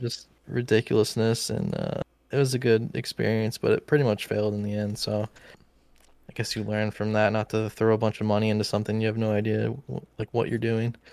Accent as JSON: {"language": "English", "town": "Tulsa", "region": "Oklahoma", "country": "United States", "tie": "born or raised there", "said": "my hometown"}